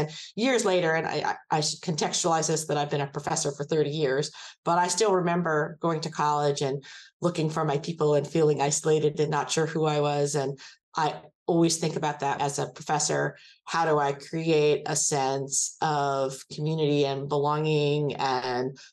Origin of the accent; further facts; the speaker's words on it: Anchorage, Alaska, United States; moved away as an adult; also born or lived in New York; now in Kansas, United States; grew up in Anchorage, Alaska.